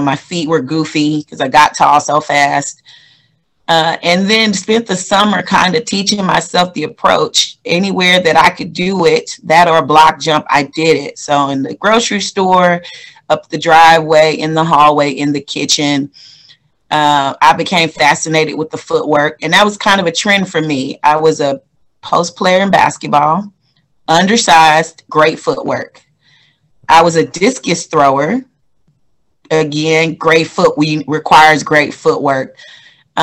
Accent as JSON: {"language": "English", "town": "Houston", "region": "Texas", "country": "United States", "said": "I'm from Houston, Texas."}